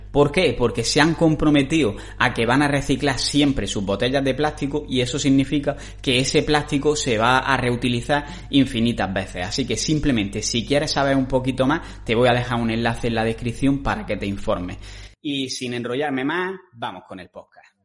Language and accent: Spanish; Granada, Andalusia, Spain; moved away; los dos somos de Granada